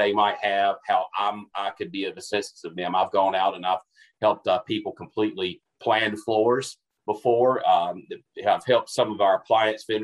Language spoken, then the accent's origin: English; Albemarle, North Carolina, United States; I'm from North Carolina originally, from a small little town called Albemarle, North Carolina